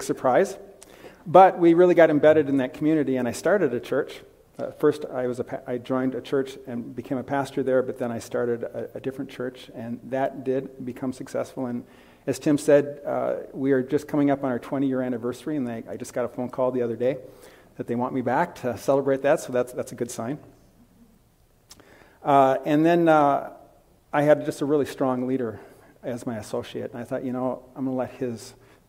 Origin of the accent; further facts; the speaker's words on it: Bloomington, Minnesota, United States; moved away as an adult; also born or lived in Wisconsin; I grew up in Bloomington, just south of here.